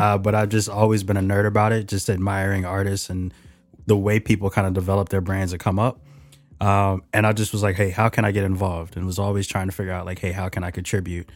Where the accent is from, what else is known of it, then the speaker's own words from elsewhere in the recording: Philadelphia, Pennsylvania, United States; moved away as an adult; also born or lived in Yeadon, Pennsylvania; now in Seattle, United States; I was born and raised in Philly.